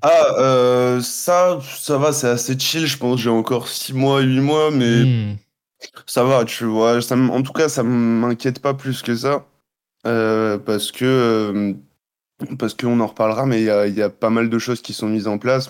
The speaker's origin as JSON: {"language": "French", "country": "Guadeloupe", "tie": "born or raised there", "also_born_or_lived": "Montreal, Canada", "moved": "as an adult", "said": "je suis né là-bas. J'ai vécu toute ma vie là-bas."}